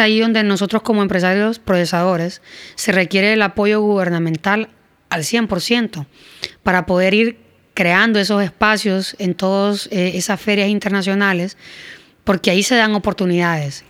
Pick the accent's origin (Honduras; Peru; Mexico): Honduras